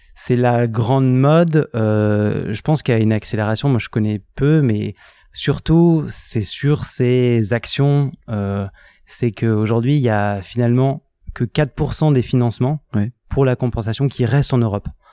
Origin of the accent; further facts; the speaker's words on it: Lille, Hauts-de-France, France; moved away as an adult; also born or lived in Grenoble / Paris / Hong Kong / Singapore; je suis originaire de Lille à la base